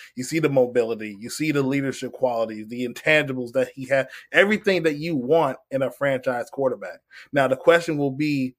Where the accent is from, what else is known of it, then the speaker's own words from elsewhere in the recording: Virginia, United States; I'm from Virginia, and I'm not really from the DMV. I'm more like the 757. We kind of separate ourselves.